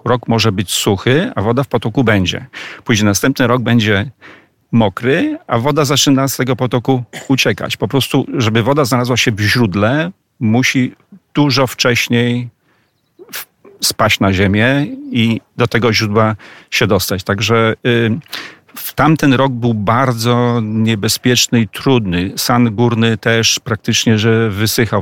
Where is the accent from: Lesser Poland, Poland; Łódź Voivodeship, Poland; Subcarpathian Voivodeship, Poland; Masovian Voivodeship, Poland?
Subcarpathian Voivodeship, Poland; Przemyśl; Ja jestem mieszkańcem Przemyśla, urodziłem się w Przemyślu